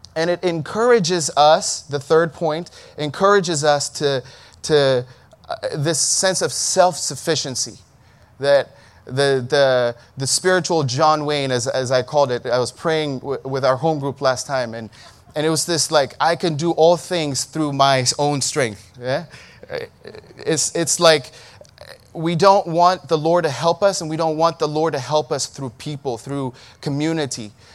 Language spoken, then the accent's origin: English; Ethiopia; In, in Ethiopia, we say Saul